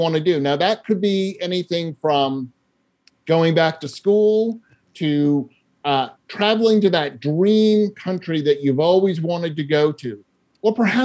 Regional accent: Sherborn, Massachusetts, United States; I grew up in a small town in Massachusetts called Sherburn, which is 18 miles southwest of Boston

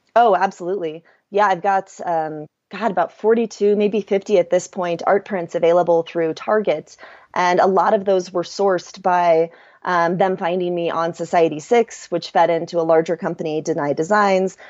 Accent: Kansas City, Missouri, United States; moved away as an adult; also born or lived in Chiang Mai / Bali / Europe; I'm from Kansas City, so I grew up in the Midwest

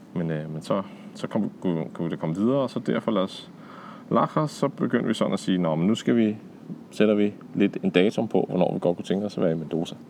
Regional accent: Denmark; hjemme i Danmark, hvor vi har cykelstier og sådan noget

